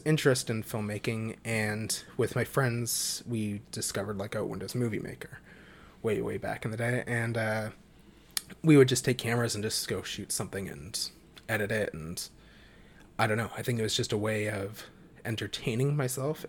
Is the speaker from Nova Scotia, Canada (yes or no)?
yes; Halifax, Nova Scotia, Canada; I was born and have always lived in Halifax, Nova Scotia, Canada